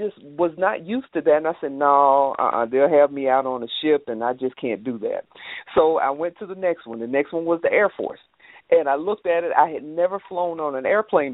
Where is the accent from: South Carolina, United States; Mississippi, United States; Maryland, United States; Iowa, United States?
South Carolina, United States; Aiken; moved away; I grew up in Aiken, South Carolina, and it was a small town